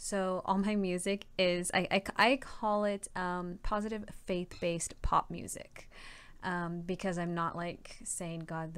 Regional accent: West Covina, California, United States; born there; I mean, I was born in West Covina, yes, but, I moved a lot around a lot because my dad was in the military.

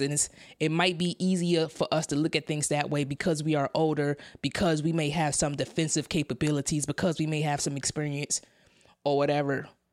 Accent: New York City, New York, United States; moved away as an adult; now in San Diego, United States; I come from Brownsville, Brooklyn, in New York City, New York City Housing Authority. I grew up, that's, that's where I grew up.

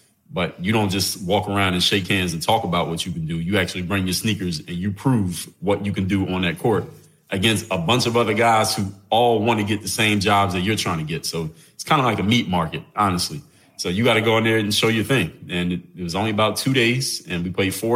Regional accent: Philadelphia, Pennsylvania, United States; now in Miami, United States; I come from the city of Philadelphia, PA. Live in South Florida now, Miami. But growing up in Philly

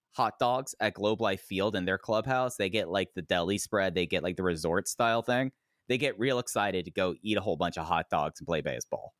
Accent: Dallas, Texas, United States; as a kid, and growing up in Dallas, Fort Worth

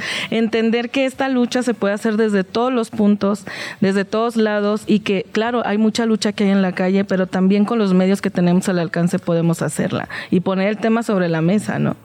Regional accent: Mexico; en México, y lo hablo como mexicana

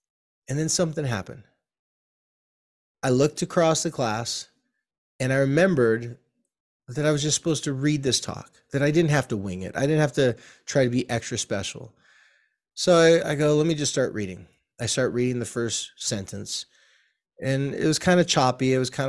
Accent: California, United States; I probably did because I'm a surfer from California and this was in the 80s.

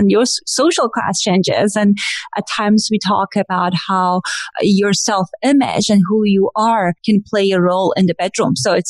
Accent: Iran; accent: Iranian; moved away; you can probably guess from my accent, I'm Iranian and I'm an immigrant.

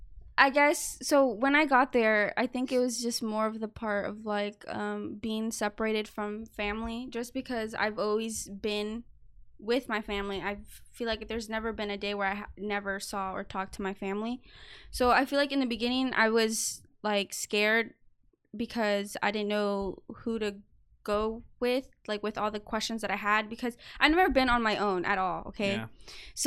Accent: United States; are you American? And I would be like, yeah.

